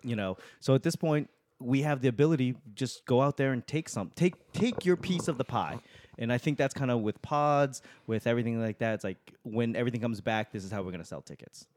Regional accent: Boston, Massachusetts, United States; I'm from Boston

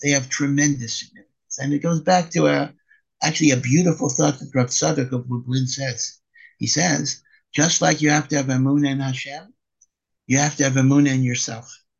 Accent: United States; now in Israel; as an American

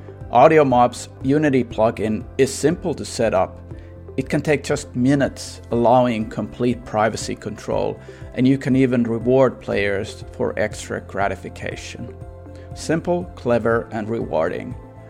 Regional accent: Warsaw, Masovian Voivodeship, Poland; English is a second language; So there was like a, this kind of like glass, I would say, cutting industry in where I grew up in Varsoy, where the family business was booming until the late 90s when it all crashed with the Soviet market sort of going away.

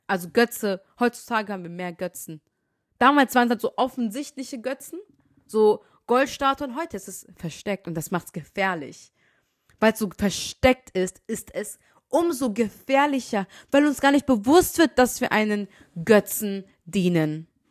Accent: Germany; ich bin in Deutschland geboren

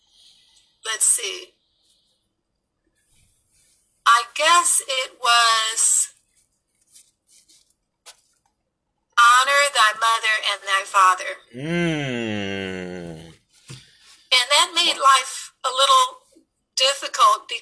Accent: Los Angeles, California, United States; We grew up in Los Angeles in the inner city

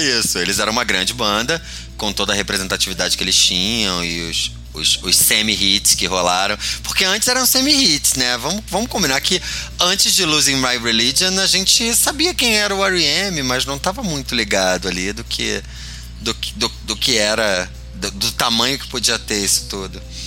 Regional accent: Rio de Janeiro, Brazil; now in São Paulo, Brazil; enquanto carioca em São Paulo

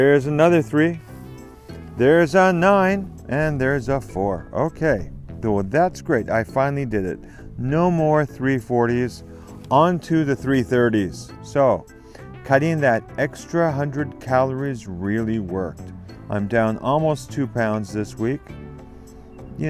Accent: Stratford, Ontario, Canada; I'm coming to you from Stratford, Ontario, Canada, the home of the Stratford Festival and my hometown. This is where I grew up

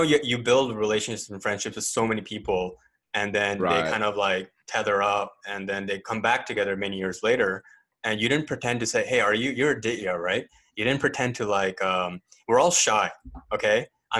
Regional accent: Canada; also born or lived in India / Katy, Texas, United States; Born in India. I grew up in Canada most of my life. Canada and the U.S. most of my life, but I call Katy, Texas, home.

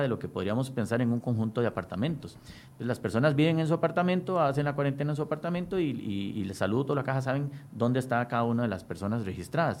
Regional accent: Costa Rica

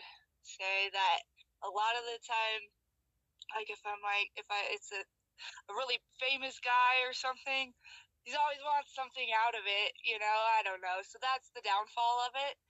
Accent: Colorado, United States; now in Utah, United States; I'm from Colorado. I'm living in Utah right now.

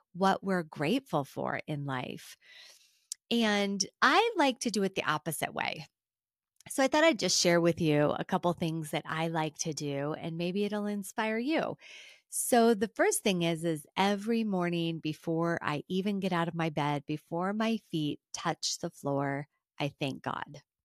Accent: United States; being an American

